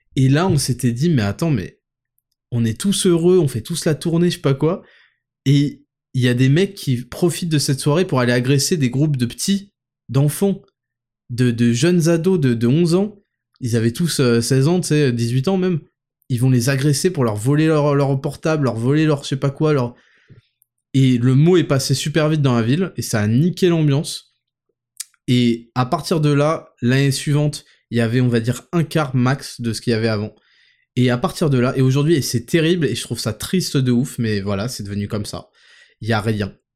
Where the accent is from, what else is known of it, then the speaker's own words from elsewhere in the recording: Paris suburbs, Île-de-France, France; dans la ville où j'habitais, euh, en périphérie parisienne